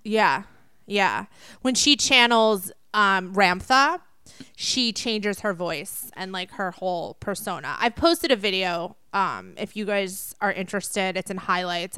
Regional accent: East Coast, United States; I grew up on the East Coast

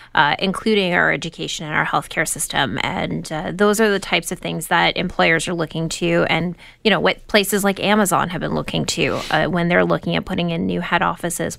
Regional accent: outside of Windsor, Ontario, Canada; I grew up outside of Windsor

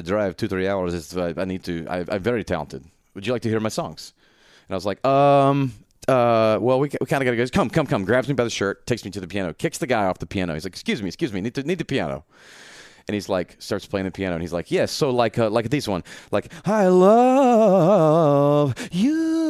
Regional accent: Memphis, Tennessee, United States; I'm from Memphis and I'm alive, so I've heard of ….

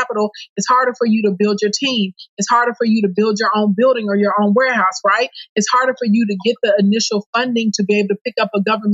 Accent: Scott, Arkansas, United States; now in Little Rock, United States; I grew up in Scott, Arkansas, in the country on a farm, and I live in Little Rock now

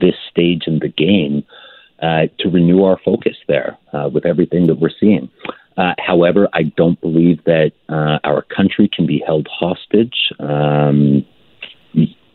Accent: Emerson, Manitoba, Canada; I grew up in Emerson.

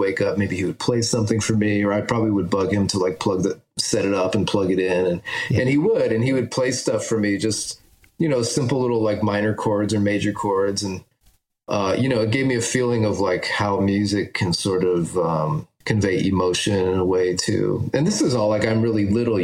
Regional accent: Agawam, Massachusetts, United States; I grew up in Agawam, Massachusetts, in Western Mass.

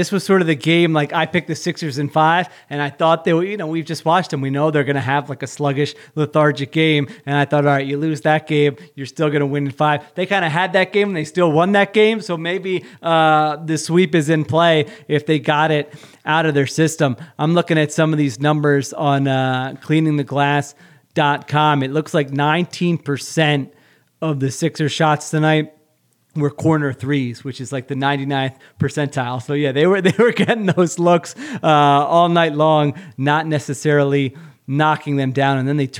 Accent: Philadelphia suburbs, Pennsylvania, United States; born or raised there

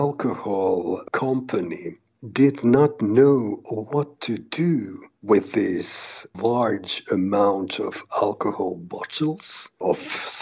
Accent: Helsinki, Uusimaa, Finland; I'm from Helsinki, Finland

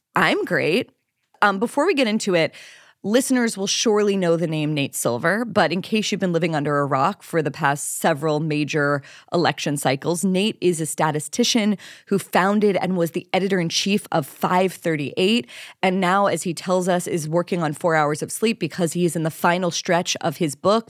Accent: Pennsylvania, United States; Pennsylvania, my home state

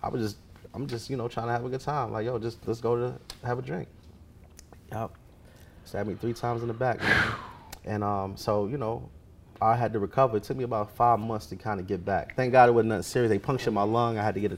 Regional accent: New York, United States; moved away; I'm from New York.

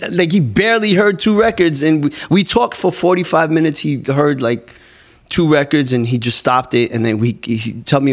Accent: New York City, New York, United States; I'm from New York

